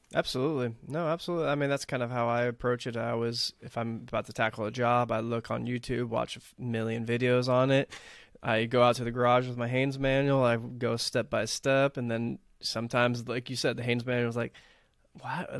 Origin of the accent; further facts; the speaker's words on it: Texas, United States; also born or lived in Los Angeles area, California; now in California, United States; growing up in Texas